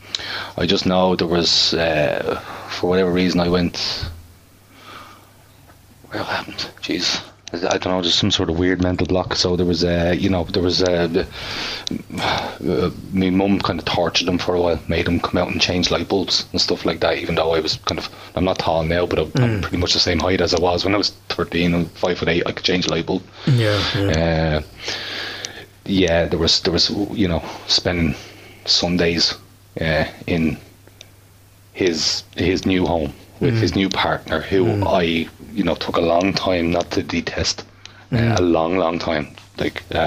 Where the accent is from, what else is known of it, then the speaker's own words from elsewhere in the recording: Bray, Leinster, Ireland; I'm from Bray